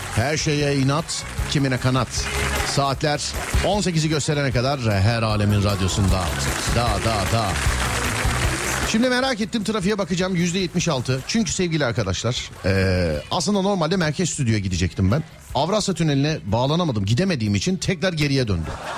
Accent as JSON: {"language": "Turkish", "region": "Istanbul", "country": "Turkey", "said": "biz İstanbullular olarak trafiğe göre yaşıyoruz."}